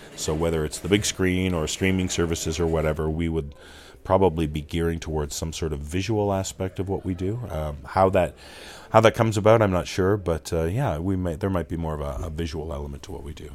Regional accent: Toronto, Ontario, Canada; growing up in my hometown of Toronto, Canada

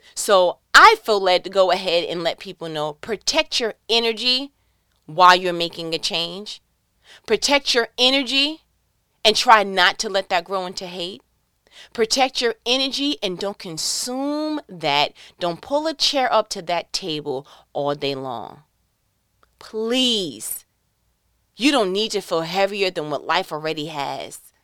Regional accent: New York, United States; I'm from New York

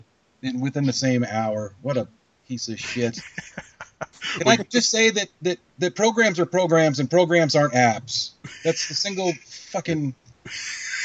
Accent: Washington, United States; I'm from Washington

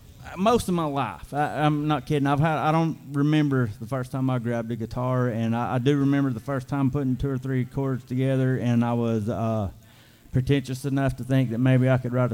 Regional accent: Chatsworth, Georgia, United States; I'm from the grand metropolis of Chatsworth, Georgia.

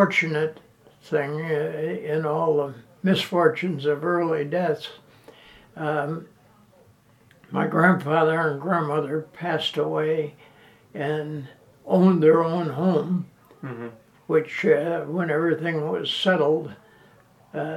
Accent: Oneida, New York, United States; now in Muncie, United States; I was born in Oneida, New York

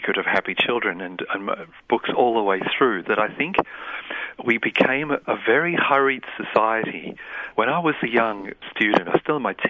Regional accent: Yorkshire and the Humber, United Kingdom; moved away; also born or lived in New Britain, Papua New Guinea / Calcutta, India; I came from Yorkshire, which was the world capital of negative parenting.

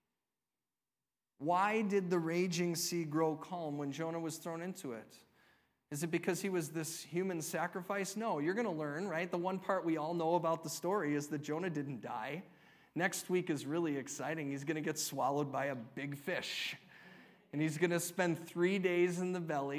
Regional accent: United States; We're all Americans.

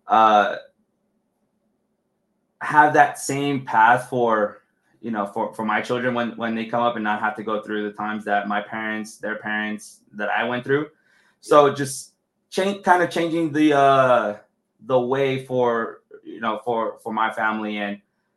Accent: Los Angeles, California, United States; I grew up in East

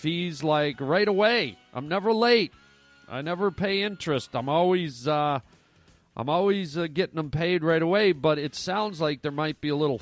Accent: Canada; moved away; also born or lived in United States; I'm Canadian and American, but Canadian first, born in Canada.

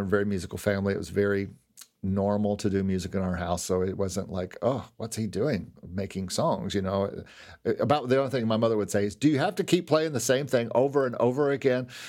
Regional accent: Lexington, Kentucky, United States; now in Orlando, United States; where I grew up in Lexington

